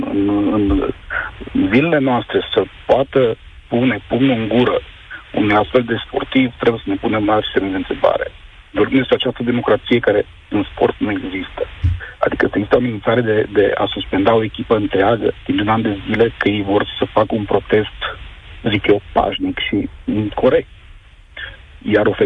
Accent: Romania; pot să spun că sunt mândru uh, că sunt român, în urma jocurilor fetelor de la, de la European.

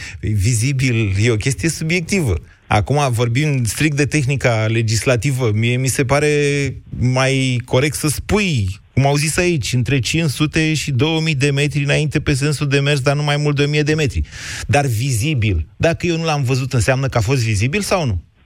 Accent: Oltenia, Romania

